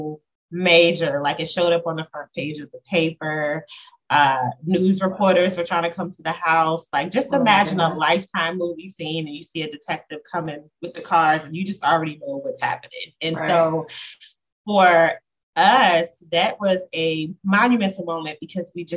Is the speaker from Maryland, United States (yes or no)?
yes; Talbot County, Eastern Shore of Maryland, United States; I grew up on the Eastern Shore of Maryland, Talbot County, to be exact